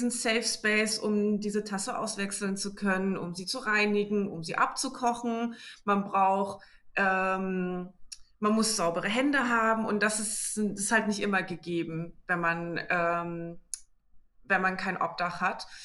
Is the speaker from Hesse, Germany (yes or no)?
no; Berlin, Germany; ich komme aus Berlin, oh, genauso wie der Verein auch. Ich bin 27